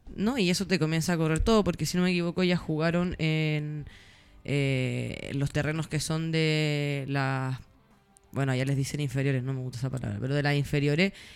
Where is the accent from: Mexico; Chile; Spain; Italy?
Chile; Como buena chilena.